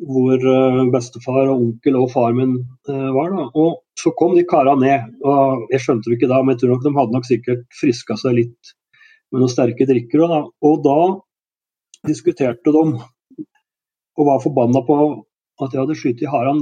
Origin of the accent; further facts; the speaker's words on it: Gjøvik, Innlandet, Norway; also born or lived in Bagn, Valdres / Stor-Elvdal / Sweden; Og flytta etter hvert til Gjøvik, hvor jeg gikk på skole